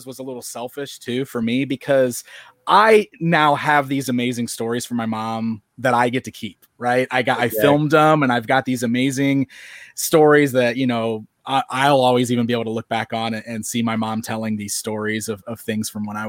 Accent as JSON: {"language": "English", "town": "Springfield", "region": "Illinois", "country": "United States", "tie": "born or raised there", "said": "Springfield, Illinois, where I'm still hanging around today"}